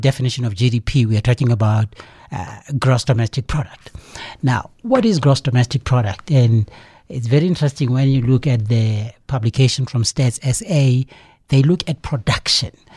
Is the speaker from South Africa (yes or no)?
yes; South Africa; we as a South African public